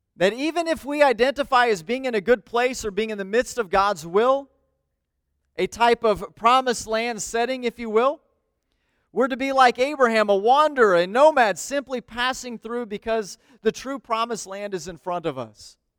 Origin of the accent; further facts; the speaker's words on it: United States; I love being an American